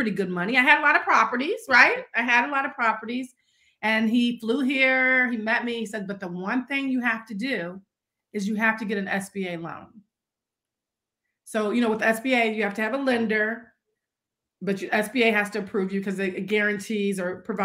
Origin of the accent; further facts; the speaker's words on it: St. Louis, Missouri, United States; moved away; also born or lived in Washington, District of Columbia, United States; I was from St. Louis, but I didn't live there